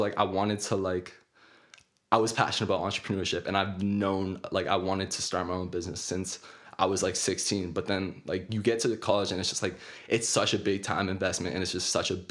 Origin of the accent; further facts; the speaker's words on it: Kelowna, British Columbia, Canada; I'm from Kelowna, BC. I actually went to school here locally. I went to Rutland Senior Secondary